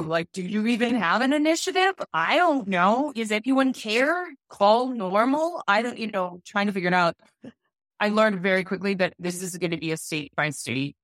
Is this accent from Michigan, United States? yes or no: no; Wisconsin, United States; moved away as an adult; also born or lived in New York City / Denver, Colorado; I was born and raised in Wisconsin